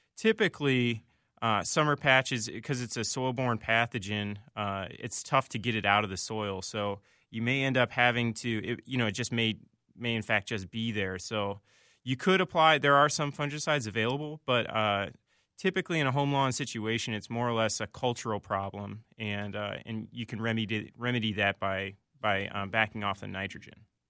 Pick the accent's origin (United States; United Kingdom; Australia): United States; Indiana; moved away as an adult; now in Minnesota, United States; I'm originally from Indiana